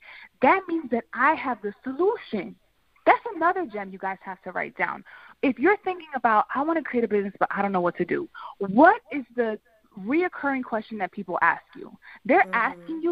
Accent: Philadelphia, Pennsylvania, United States; I'm from North Philly, came from absolutely nothing

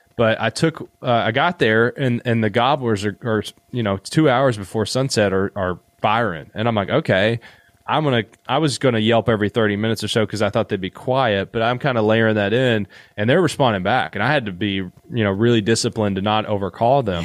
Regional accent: Eastern Kentucky, United States; I'm from Eastern Kentucky

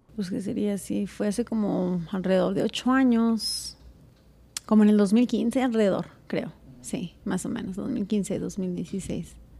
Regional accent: Zacatecas, Mexico; now in Colorado, United States; de donde yo vengo, que es de Zacatecas

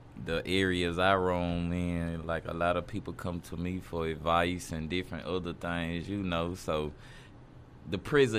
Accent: Ruston, Louisiana, United States; Man, really small. I ain't gonna lie, Ruston small, but you know, it's still like a small. It's a small city because you got Louisiana Tech College down there.

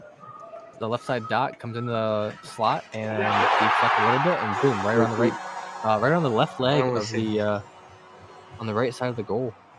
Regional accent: Ohio, United States; I'm from Ohio.

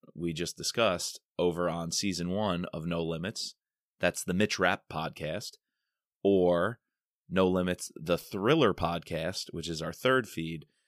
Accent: New York, United States; I'm a New Yorker, and I spent plenty of time in Manhattan

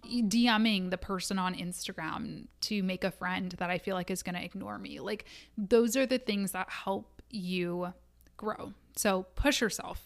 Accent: Midwest, United States; I am a Midwesterner.

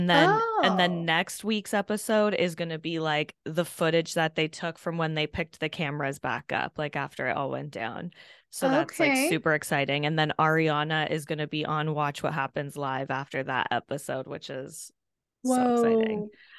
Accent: Kentucky, United States; I'm a hillbilly from Kentucky.

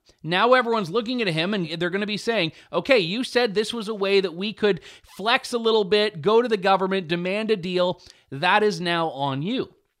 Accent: Canada; I am a Canadian.

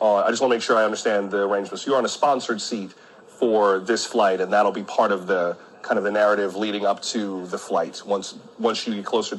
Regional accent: Florida, United States; I grew up in Florida watching the contrails of space shuttles go up in the sky.

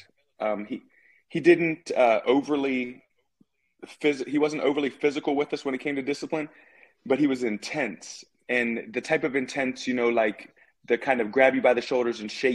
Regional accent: Philadelphia, Pennsylvania, United States; also born or lived in Virginia Beach; I grew up in Philadelphia, so all my friends growing up were mostly black and Puerto Rican friends

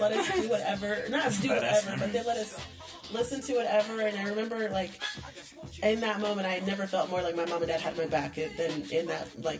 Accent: Austin, Texas, United States; we grew up in Dove Springs, which is not the nicest part of Austin.

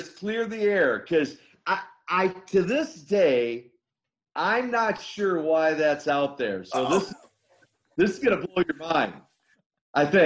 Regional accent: Minnesota, United States; I come from Minnesota, because I went to school with Henning

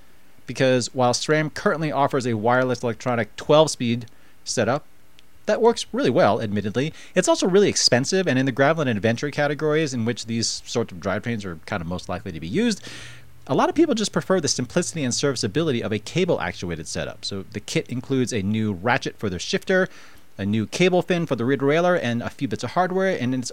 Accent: East Coast, United States; now in Colorado, United States; I grew up on the East Coast

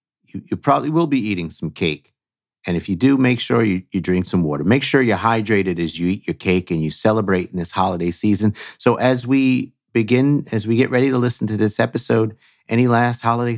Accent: New York, United States; accent: New York; and that's my New York accent, water.

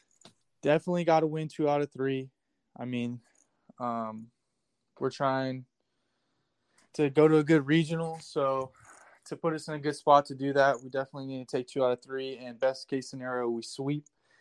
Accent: Glendora, California, United States; moved away as an adult; now in Bloomington, United States; I'm from Glendora, California, and I'm a freshman here playing baseball at IU.

